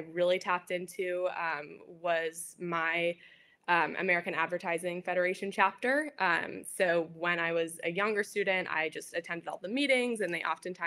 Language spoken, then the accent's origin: English; Australia; moved away; I'm originally from Australia